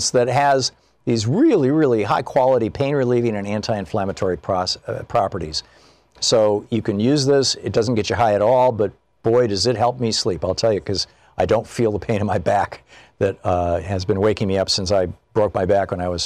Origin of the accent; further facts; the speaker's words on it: Michigan, United States; I grew up in Michigan